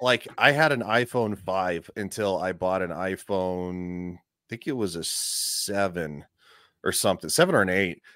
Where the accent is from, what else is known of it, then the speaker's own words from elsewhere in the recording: Colorado, United States; moved away as an adult; also born or lived in Florida; I'm from Colorado. I, I, I lived in Florida for the last eleven years